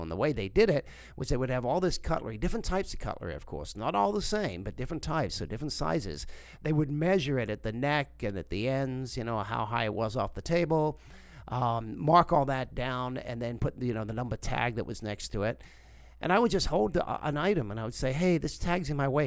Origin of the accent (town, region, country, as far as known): South Africa; born or raised there; moved away; also born or lived in England